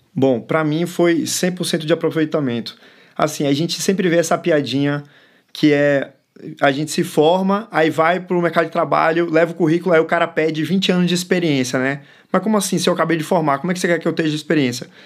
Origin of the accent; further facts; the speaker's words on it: Bahia, Brazil; first language English; Portuguese is a second language; also born or lived in São Paulo / Chile; Eu nasci em São Paulo, fui criado na Bahia minha primeira língua foi o inglês e eu tenho dupla nacionalidade, eu sou chileno e brasileiro ao mesmo tempo.